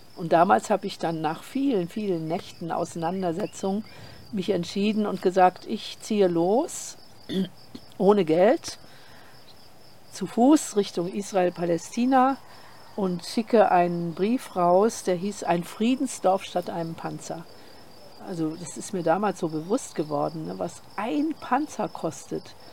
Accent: Germany; now in Portugal; wir sind ja Deutsche mhm. und ich bin in der Nachkriegszeit aufgewachsen

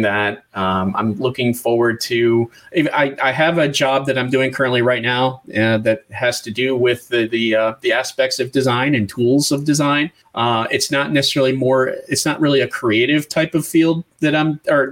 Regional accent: Western New York, United States; I grew up in Western New York, not far from Canada.

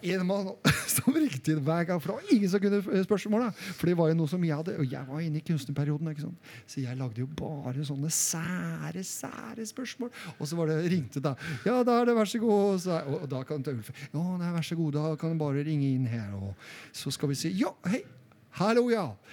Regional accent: Solbergelva, Buskerud, Norway; jeg er fra Solbergelva

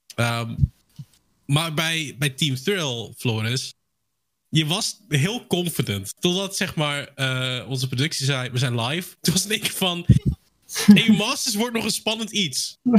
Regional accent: Netherlands; zelf ben ik een Nederlander

